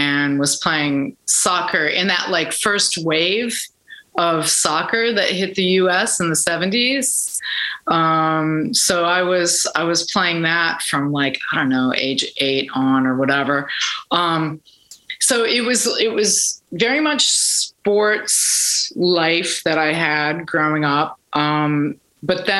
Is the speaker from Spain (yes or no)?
no; Minneapolis, Minnesota, United States; I grew up in Minneapolis.